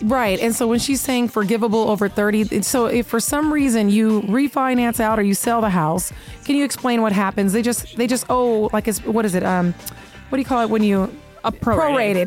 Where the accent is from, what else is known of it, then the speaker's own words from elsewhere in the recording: Seattle, Washington, United States; now in Las Vegas, United States; I grew up playing bingo in Seattle